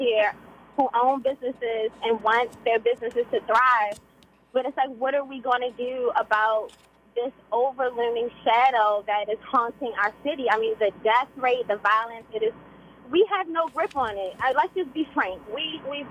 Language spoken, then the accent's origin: English; Maryland, United States; also born or lived in Baltimore; I'm from Maryland. I grew up in Maryland, but I also live in Baltimore City.